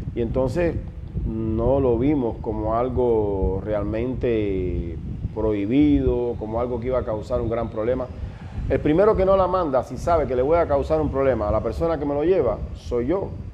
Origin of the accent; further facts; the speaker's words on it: Ciego de Ávila, Cuba; moved away as an adult; now in Ecuador; soy cubano 100% de Ciego de Ávila y ahora hace ya seis años que vivo acá en el Ecuador.